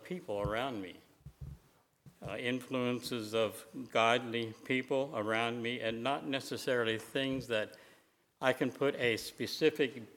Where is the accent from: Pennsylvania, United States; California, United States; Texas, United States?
Pennsylvania, United States; Lancaster County; As a boy growing up in Lancaster County, my world pretty well revolved around home, church, and school.